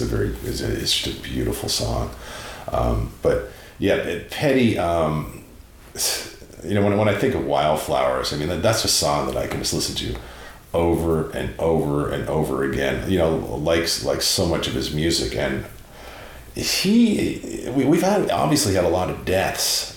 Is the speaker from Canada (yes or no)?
yes; Prince Edward Island, Canada; moved away; also born or lived in Montreal; growing up in Prince Edward Island in Canada, you know, in the Maritimes and, you know, living in Montreal